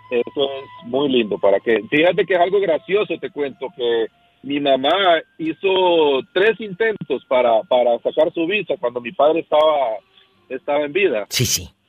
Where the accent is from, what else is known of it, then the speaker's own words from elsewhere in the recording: Honduras; born there; nací en Honduras.